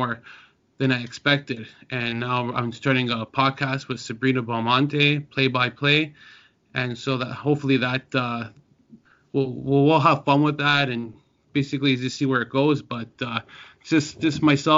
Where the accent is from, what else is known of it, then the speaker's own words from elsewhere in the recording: Toronto, Ontario, Canada; I'm from Toronto.